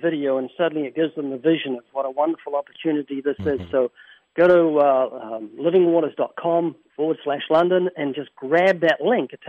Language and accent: English; New Zealand; I'm from New Zealand